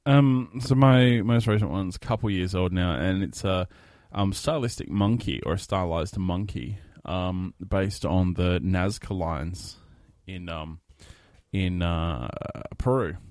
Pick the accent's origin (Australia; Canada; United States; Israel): Australia; I'm actually really proud to be Australian